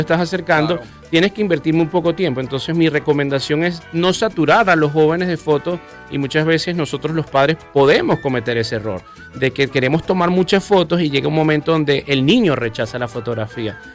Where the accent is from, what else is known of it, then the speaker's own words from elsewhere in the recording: Venezuela; also born or lived in Colombia; me conecta con mi tierra, amo mi país. Me encanta cuando recorro Venezuela